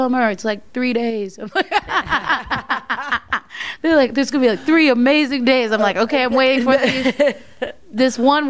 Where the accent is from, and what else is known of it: Goldsboro, North Carolina, United States; born or raised there; moved away